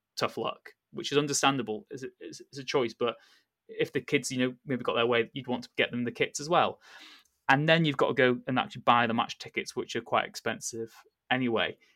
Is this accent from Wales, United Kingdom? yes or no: yes; North Wales, United Kingdom; when I grew up in North Wales